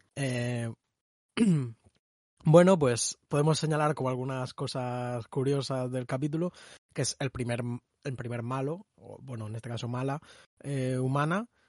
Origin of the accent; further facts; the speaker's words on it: Spain; español no estadounidense